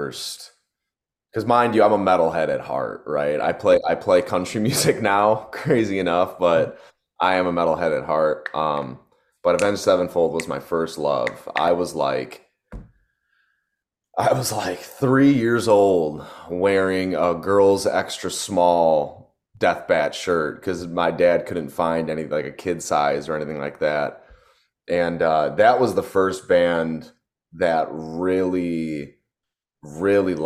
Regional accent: Detroit, Michigan, United States; moved away as an adult; now in Nashville, United States; I grew up in Detroit, Michigan

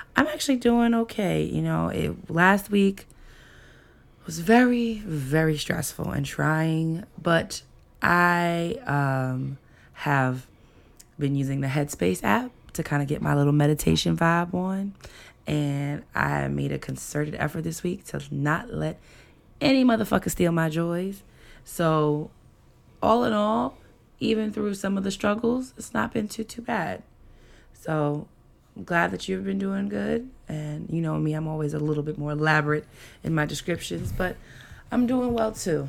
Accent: New York, United States; moved away; I am from New York

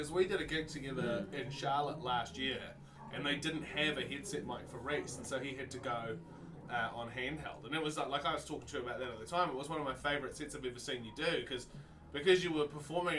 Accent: New Zealand; moved away as an adult; now in United States; Being a New Zealander who's married in America

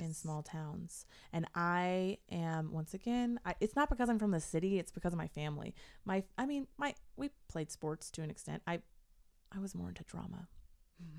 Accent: Portland, United States; moved away as an adult; I grew up in Portland

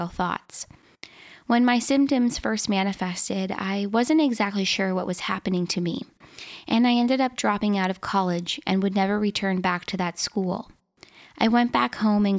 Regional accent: Minnesota, United States; I was born and raised in Minnesota, where I currently live.

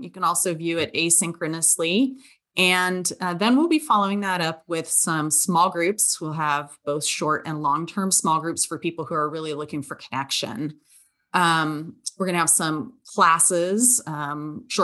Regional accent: Southern California, United States; now in West Virginia, United States; I'm from Southern California

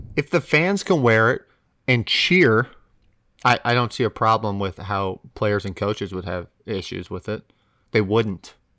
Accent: United States; as an American

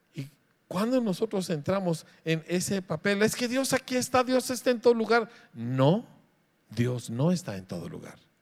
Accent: Mexico; somos mexicanos

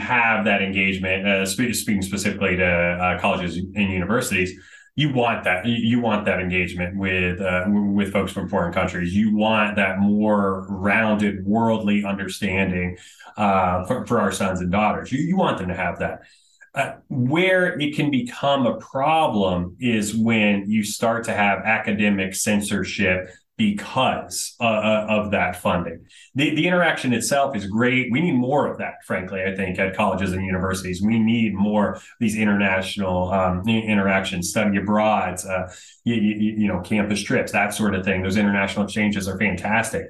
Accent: Florida, United States; I was born and raised in Florida

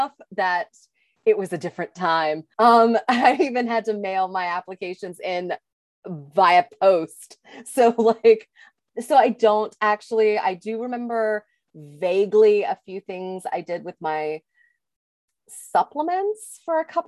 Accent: the South, United States; as a Southerner

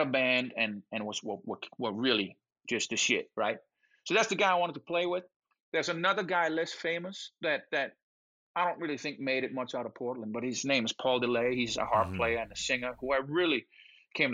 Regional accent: Denmark; English is a second language; moved away as an adult; now in United States; I'm from Denmark, 5 million people, bunch of white folks

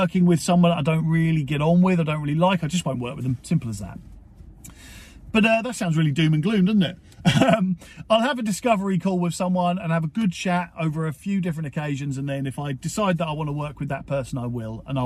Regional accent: Portsmouth, South East England, United Kingdom; my hometown is Portsmouth, or my home city is Portsmouth

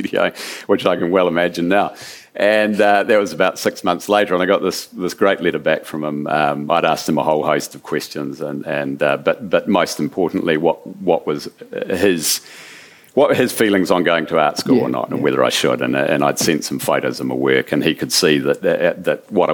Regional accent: New Zealand; being a Kiwi

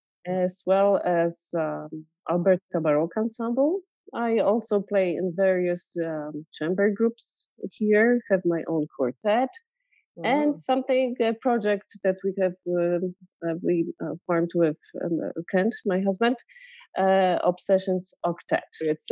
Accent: Sopot, Pomeranian Voivodeship, Poland; moved away as an adult; also born or lived in Poznań / Egypt; now in Edmonton, Canada; I am a violinist, raised and educated in Poland. I grew up in Sopot and went to music school in Gdańsk.

